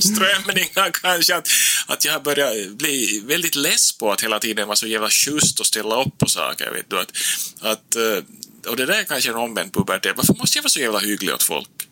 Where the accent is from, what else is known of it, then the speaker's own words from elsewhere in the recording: Nykarleby, Ostrobothnia, Finland; now in Turku, Finland; jag är då själv från Österbotten som du sa, upp uppväxt i Nykarleby